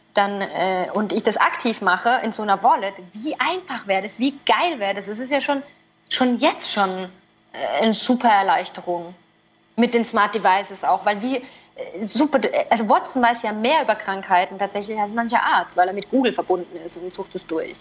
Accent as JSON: {"language": "German", "country": "Switzerland", "said": "Bei uns in der Schweiz zum Beispiel gibt es Telemedizin."}